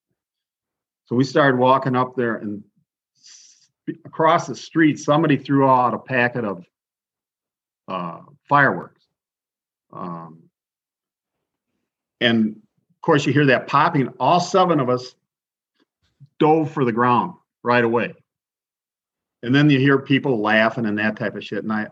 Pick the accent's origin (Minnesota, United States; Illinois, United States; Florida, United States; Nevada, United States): Illinois, United States; Manhattan; I was from Manhattan